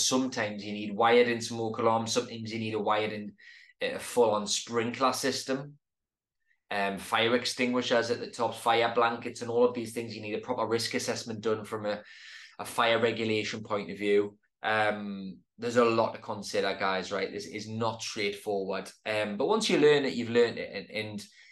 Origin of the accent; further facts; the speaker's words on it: Newcastle upon Tyne, North East England, United Kingdom; my hometown